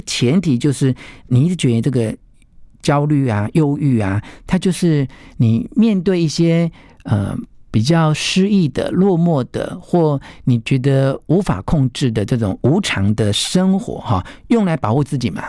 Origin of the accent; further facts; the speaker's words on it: the mountains of Taichung, Taiwan; 因为我小时候曾经住过台中的山上